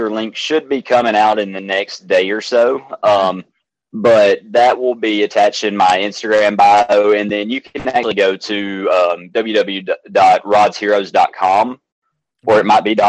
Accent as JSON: {"language": "English", "town": "Athens", "region": "Alabama", "country": "United States", "tie": "born or raised there", "said": "I'm born and raised in Athens, Alabama, where it's a little small town in North Alabama"}